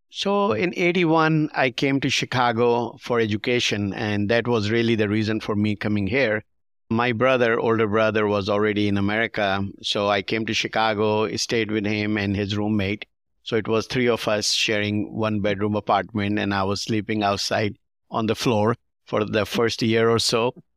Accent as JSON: {"language": "English", "country": "Pakistan", "tie": "born or raised there", "moved": "yes", "lives_now": "United States", "said": "We grew up in Pakistan watching some Hollywood movies"}